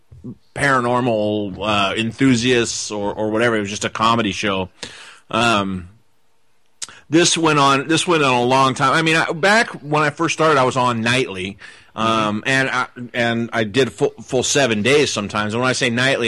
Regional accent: Portland, Oregon, United States; I'm from Portland

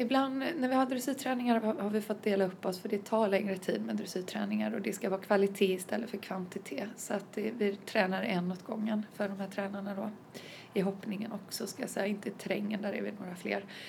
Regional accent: Varberg, Halland County, Sweden; från Halland, eh, Varberg närmare bestämt

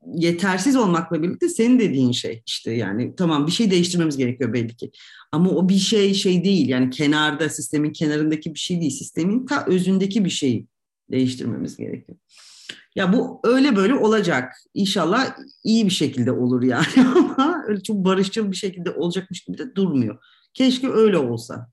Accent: Turkey; moved away as an adult; also born or lived in Ankara / Istanbul / Oxford / Tunis; now in Zagreb, Croatia; öyle olan bir ülkede doğduk ve büyüyoruz

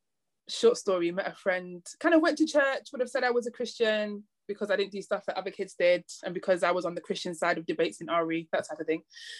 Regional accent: Manchester, North West England, United Kingdom; accent: northern; now in London, United Kingdom; originally from Manchester. You'll hear it every now and again in my accent. My vowels will just appear super northern. So like pub, mum, grass, bath, classics. So everything from Manchester, grew up in Manchester with mum, sister and grandma.

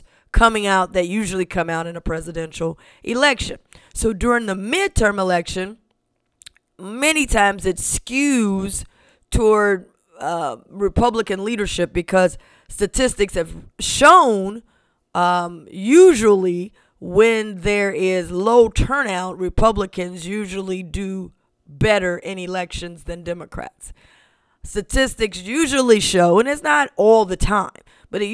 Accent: Ohio, United States; my home state of Ohio

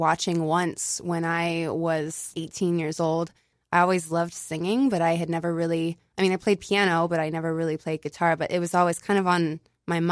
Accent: Midwest, United States; moved away as an adult; also born or lived in Indiana; now in New York, United States; growing up in the Midwest

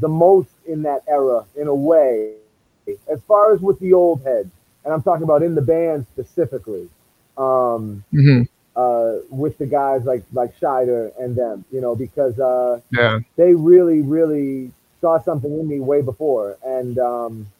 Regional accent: New England, United States; accent: Boston; growing up in New England, primarily Irish community, being Armenian

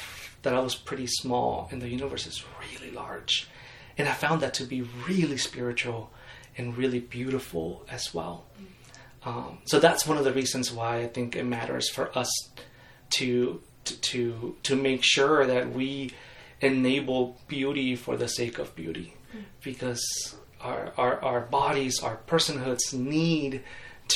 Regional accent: Mexico; I grew up in Mexico, and I am a third generation Baptist in Mexico

